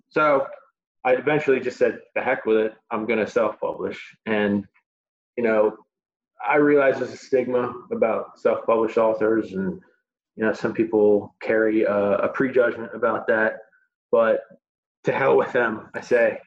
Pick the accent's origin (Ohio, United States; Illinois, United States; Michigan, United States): Illinois, United States; Chicago; moved away; my hometown of Chicago